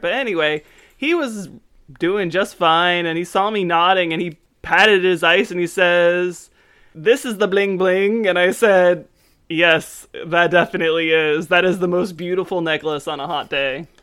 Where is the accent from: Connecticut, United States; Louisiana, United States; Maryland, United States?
Maryland, United States; Frederick; where I grew up in Frederick